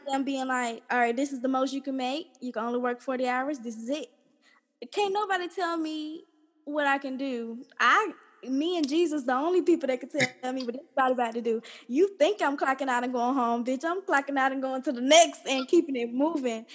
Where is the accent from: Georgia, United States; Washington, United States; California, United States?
Georgia, United States; College Park; I grew up here in College Park, Georgia, my whole life